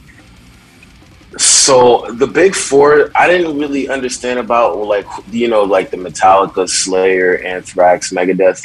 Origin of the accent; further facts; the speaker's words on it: New York City, New York, United States; also born or lived in Brooklyn / Manhattan / Long Island; I was born in Brooklyn, but I was raised in Queens, so that's pretty much my background